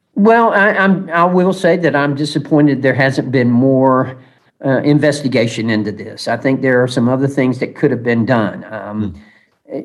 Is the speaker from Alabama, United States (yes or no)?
no; Georgia, United States; from Georgia